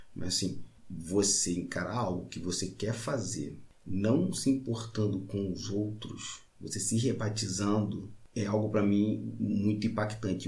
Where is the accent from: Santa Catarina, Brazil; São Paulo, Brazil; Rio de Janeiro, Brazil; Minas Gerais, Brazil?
Rio de Janeiro, Brazil; Baixada Fluminense; eu sou da Baixada Fluminense, do Rio de Janeiro, um homem negro